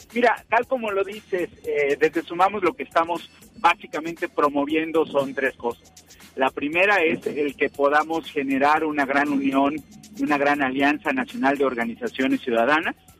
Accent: Mexico; como mexicanos

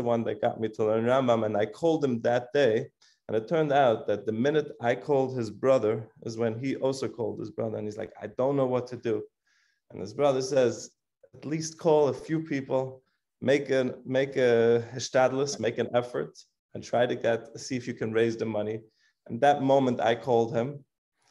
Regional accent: Switzerland; moved away; I'm originally from Switzerland

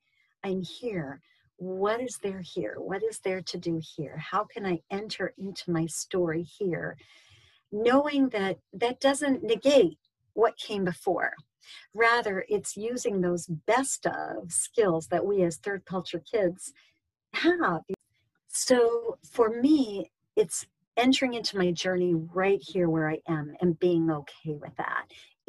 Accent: Pakistan; All their gold. I grew up in Pakistan.

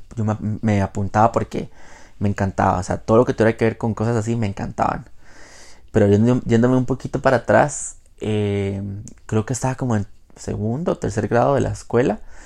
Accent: Jacó, Puntarenas, Costa Rica; also born or lived in Quepos; yo soy de Jacó. Bueno, para los que no son de Costa Rica, yo soy de Costa Rica, vivo en Costa Rica. Jacó es eh, un pueblo costero de el Pacífico Central. Em, ahí viví por 17 años, desde, desde que nací básicamente hasta mi adolescencia

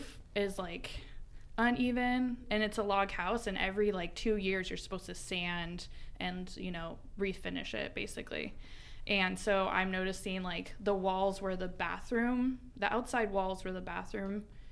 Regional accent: Idaho, United States; I grew up in Idaho

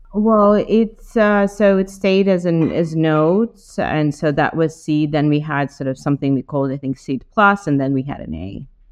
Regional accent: Ukraine; moved away as an adult; now in United States; I'm originally from Ukraine, uh, and I got to US some 17 years ago uh, to do my MBA at Wharton

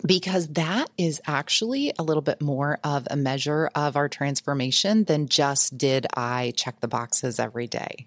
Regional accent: United States; I was raised in the Quad City, or south of the Quad Cities, which is Illinois, Iowa border

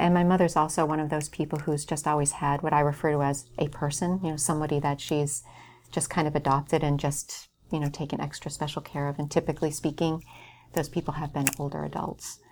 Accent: North Hampton, New Hampshire, United States; I grew up in Northampton, New Hampshire

